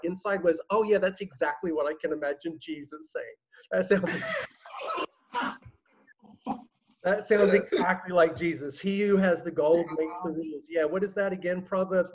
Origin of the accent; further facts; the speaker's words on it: Australia; moved away as an adult; now in New York, United States; I'm, I'm not American, I'm Australian